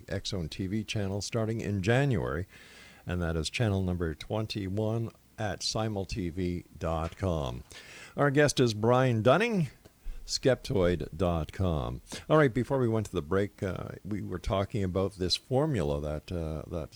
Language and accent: English; Canada; I'm a Canadian.